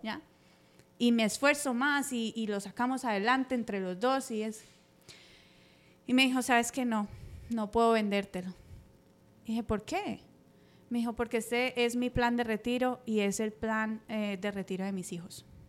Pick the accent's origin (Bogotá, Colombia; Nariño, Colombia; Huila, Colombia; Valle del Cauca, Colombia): Valle del Cauca, Colombia; Cali; now in United States; llegué aquí muy joven eh, de Colombia